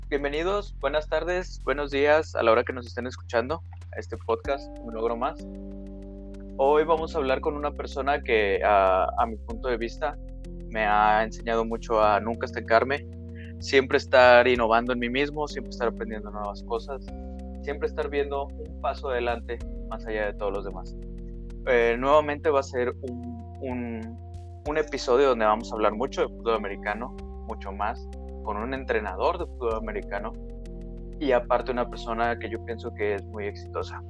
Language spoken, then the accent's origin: Spanish; Torreón, Coahuila, Mexico; yo crecí en Torreón, Coahuila